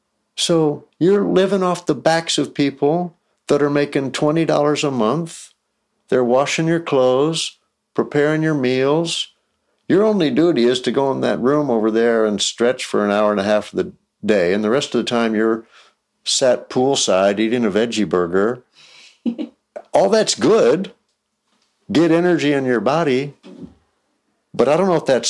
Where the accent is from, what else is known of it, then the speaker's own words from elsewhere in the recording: Texas, United States; I grew up in Texas where sports are religion